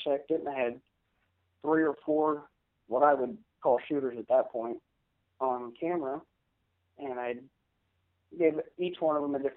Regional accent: Wichita, Kansas, United States; I am from Wichita, Kansas

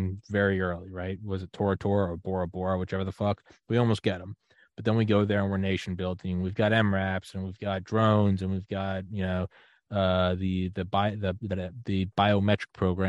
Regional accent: United States; as an American

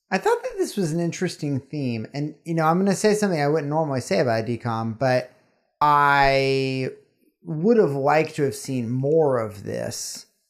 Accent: the South, United States; growing up in the South

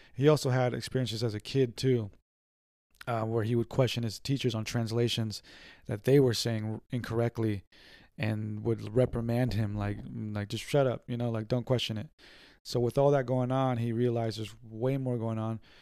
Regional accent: San Diego, California, United States; we're from San Diego

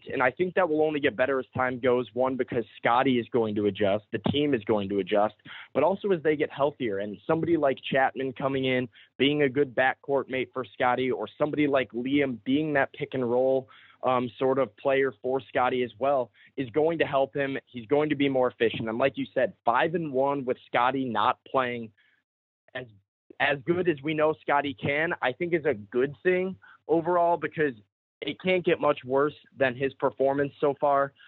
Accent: Chicago, Illinois, United States; I grew up in Chicago, like I said, Bears fan

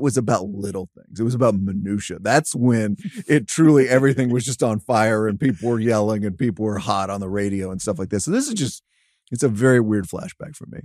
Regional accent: Dallas, Texas, United States; I grew up in Dallas Fort Worth.

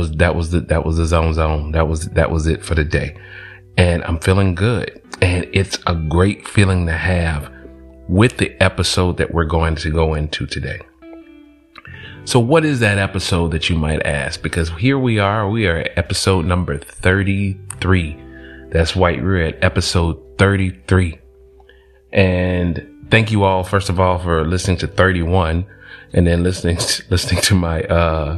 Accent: College Park, Georgia, United States; I'm from Georgia, College Park, Southside, ATL

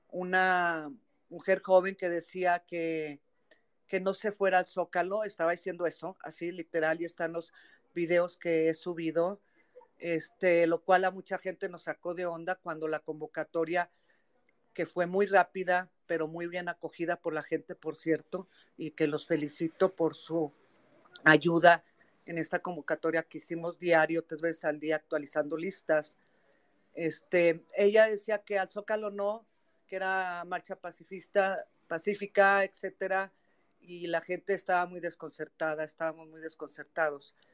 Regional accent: Mexico; me queda el orgullo que como mexicana sigo siendo, haciendo algo por mi país.

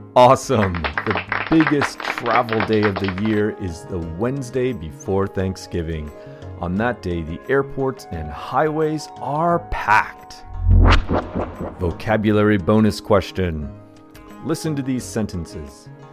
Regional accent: United States; Since we were children growing up in the United States

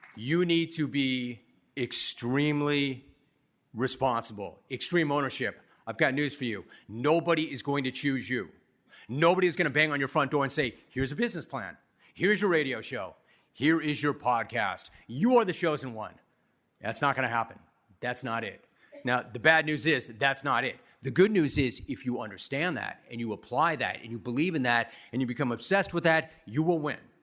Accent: Southern California, United States; I was some rando from Southern California

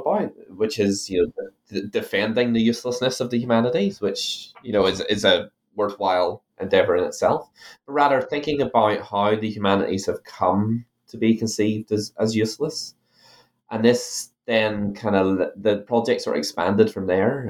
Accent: Ireland; now in New Zealand; you might be able to tell from my accent that I'm originally from Ireland.

